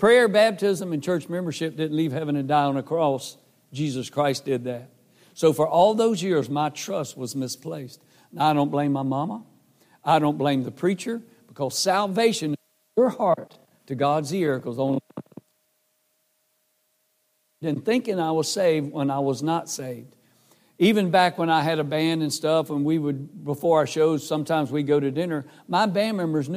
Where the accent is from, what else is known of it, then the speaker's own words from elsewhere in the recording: Carthage, North Carolina, United States; moved away as an adult; also born or lived in Raleigh, North Carolina / Nashville, Tennessee; I live in Carthage, North Carolina